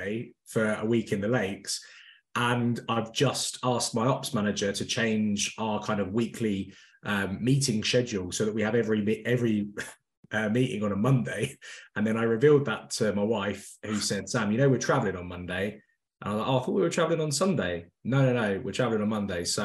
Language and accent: English; London, United Kingdom; moved away as an adult; also born or lived in Midlands; I'm from North London originally